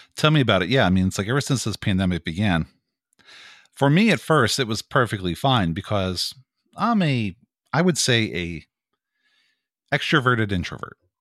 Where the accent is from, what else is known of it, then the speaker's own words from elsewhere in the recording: Greensburg, Pennsylvania, United States; moved away as an adult; now in Pittsburgh, United States; I'm originally from Greensburg, Pennsylvania, which is the county to the right of Allegheny County